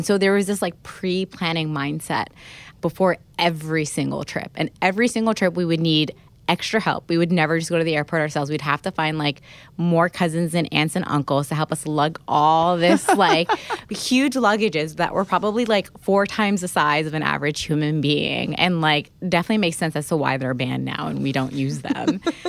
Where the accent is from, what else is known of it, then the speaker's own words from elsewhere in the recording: Alexandria, Alexandria Governorate, Egypt; moved away; And I think it really hurt the most when I moved away from Egypt. I remember we had like a super early flight out of Cairo, so we had to leave Alexandria.